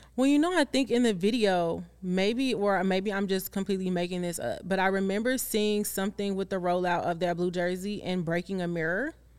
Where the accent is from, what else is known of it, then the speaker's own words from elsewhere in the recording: Chicago, Illinois, United States; you're gonna know I'm from Chicago